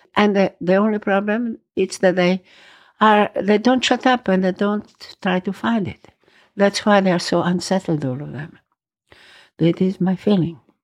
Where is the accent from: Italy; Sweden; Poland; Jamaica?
Italy; Rome, Lazio; English is a second language; also born or lived in Valpolicella, Veneto, Italy; now in New York, United States; I was born in Rome, yes. Many years ago, I was born in Rome.